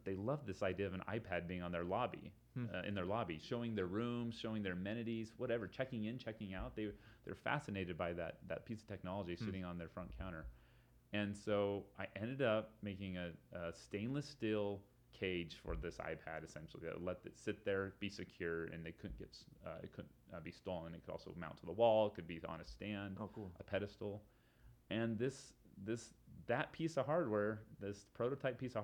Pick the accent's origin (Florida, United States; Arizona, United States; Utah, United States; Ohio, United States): Utah, United States; Salt Lake City; here in my hometown of Salt Lake